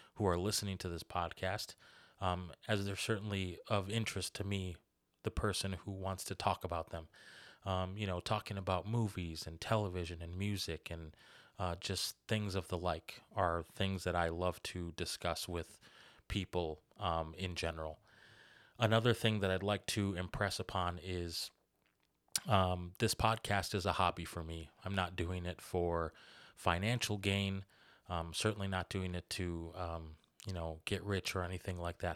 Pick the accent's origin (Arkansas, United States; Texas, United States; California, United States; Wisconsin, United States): Wisconsin, United States; Kenosha; moved away as an adult; now in Racine, United States; I'm originally from Kenosha. I was born and raised there, lived there for most of my life. and now I live in Racine